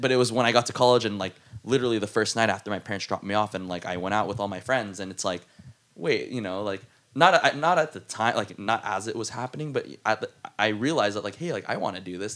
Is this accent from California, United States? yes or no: yes; South San Francisco, California, United States; South San Francisco